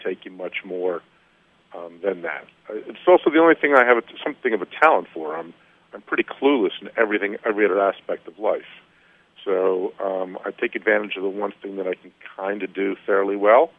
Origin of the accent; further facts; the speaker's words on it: New Jersey, United States; my home state of New Jersey